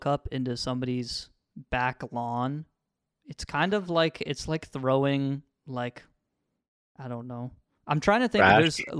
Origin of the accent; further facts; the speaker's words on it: Midwest, United States; Look, Henry and I are from the Midwest.